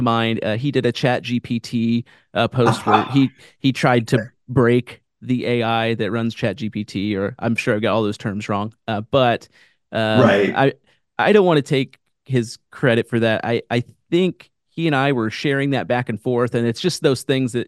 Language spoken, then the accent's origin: English; Kansas City, United States; now in Branson, United States